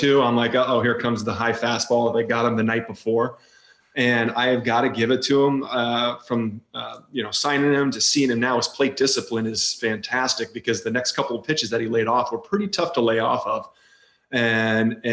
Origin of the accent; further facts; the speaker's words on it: Rochester, Michigan, United States; I grew up in Rochester, Michigan